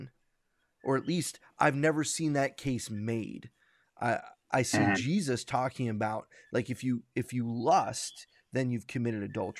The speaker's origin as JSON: {"language": "English", "region": "New York", "country": "United States", "said": "I'm a New Yorker."}